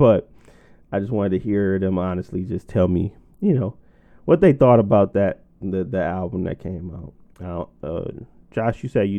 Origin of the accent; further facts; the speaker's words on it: Detroit, Michigan, United States; Yeah, The Baddest had to be it because I'm from Detroit natively